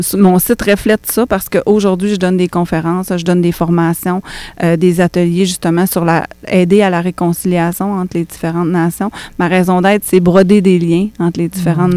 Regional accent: Quebec, Canada; je suis née au Québec puis que je suis autochtone

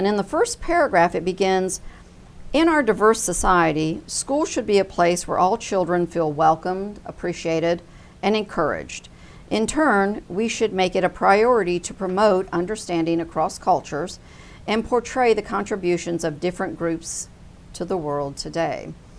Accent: United States; I think we as an American people, discussion and debate is part of our DNA.

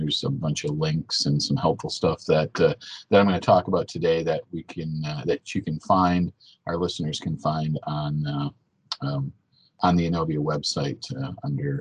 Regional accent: Wisconsin, United States; accent: Wisconsin; my Wisconsin accent

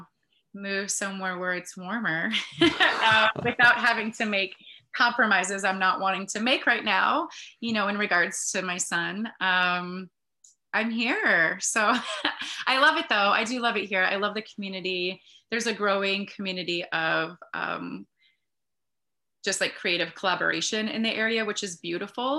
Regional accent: Northeast Wisconsin, United States; also born or lived in Kenosha, Wisconsin / Utah / Green Bay, Wisconsin / Sturgeon Bay, Wisconsin; moved up to Northeast Wisconsin when I was in second grade. And so, yeah, I was raised here

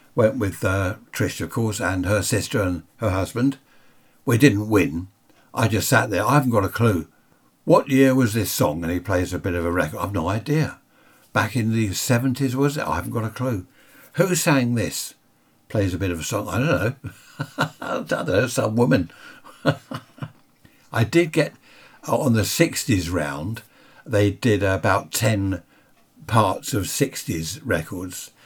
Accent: United Kingdom; we're British.

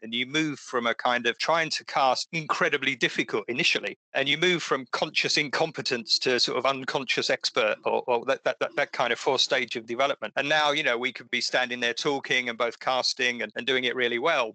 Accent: Essex, East of England, United Kingdom; I used to fish in the sea as well near where I grew up in Essex

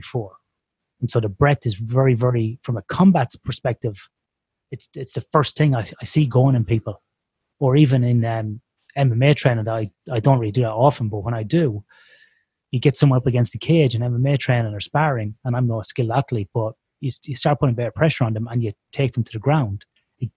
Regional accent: Ireland; growing up in Ireland

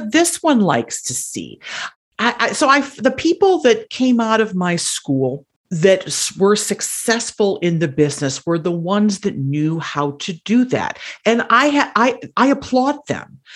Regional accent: Wisconsin, United States; now in Cook County, Illinois, United States; I am originally from Wisconsin

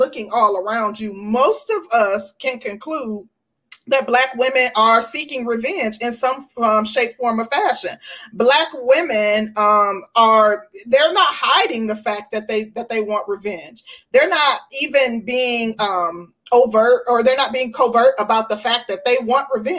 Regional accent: Midwest, United States; I'm from the Midwest

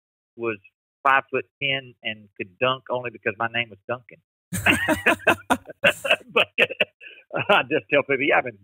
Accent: Kenya; Growing up in Africa, in Kenya, I've been so blessed just to, you know, I didn't see color growing up. My friends were my African buddies. They taught me to speak Swahili.

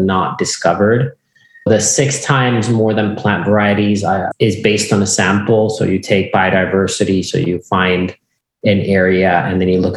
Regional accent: Finland; I grew up in Finland and on a farm that has been with us from since 1619 at least

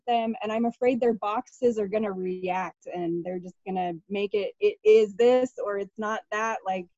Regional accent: Portland, Oregon, United States; you know, I'm from Portland, Oregon, originally. So I don't know if you know what that place is like, but.

